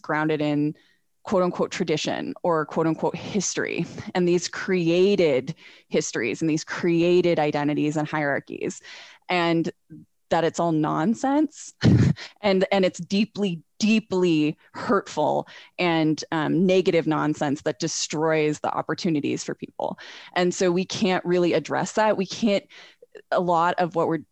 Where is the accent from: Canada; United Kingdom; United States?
United States; Northern California; moved away as an adult; also born or lived in New England; now in Salt Lake City, United States; I'm originally from Northern California. Grew up there, went to college in Southern California